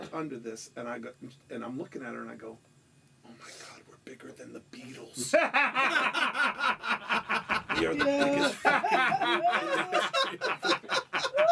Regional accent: New York, United States; I'm from New York

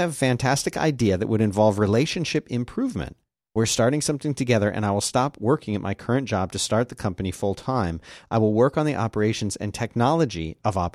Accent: Nigeria; A bit of background: I'm originally from Nigeria, and many, though not necessarily all, Nigerians have this interesting habit when they name their kids.

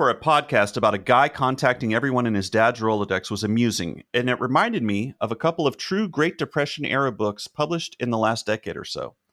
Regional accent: Cleveland, Ohio, United States; I grew up in the Cleveland area and I now reside in central Ohio where I am on the lookout for some badass billboards.

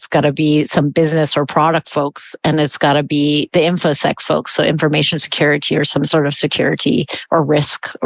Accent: United States; now in Germany; As an American

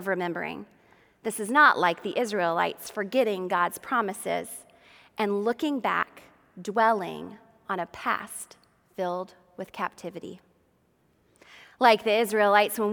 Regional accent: Georgia, United States; I grew up in Georgia, and my family is from Macon.

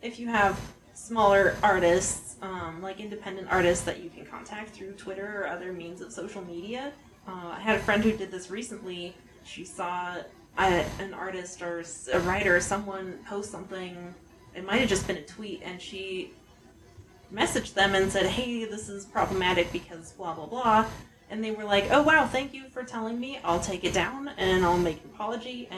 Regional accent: Montana, United States; I was raised in Montana as a middle-class

